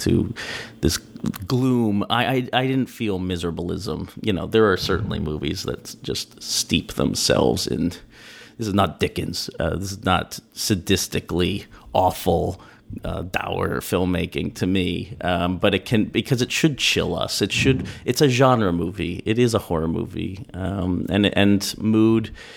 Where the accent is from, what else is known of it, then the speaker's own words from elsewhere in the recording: Villanova, Pennsylvania, United States; I grew up in Pennsylvania on the main line near Villanova